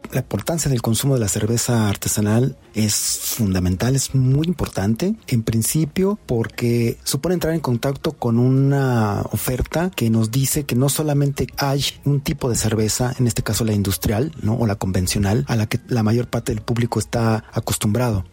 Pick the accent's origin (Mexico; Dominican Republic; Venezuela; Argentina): Mexico; lo que somos nosotros como mexicanos